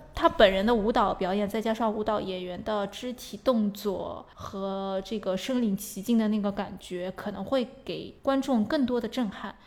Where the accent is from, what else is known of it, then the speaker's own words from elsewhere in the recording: China; 我们中国人